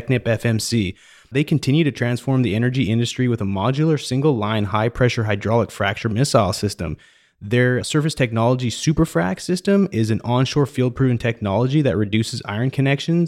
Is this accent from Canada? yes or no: yes; Canada; now in Houston, United States; I grew up in Canada